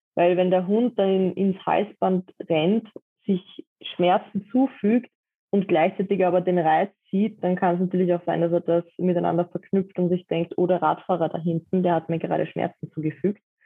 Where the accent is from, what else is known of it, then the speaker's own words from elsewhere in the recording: Vienna, Austria; Ich komme aus Wien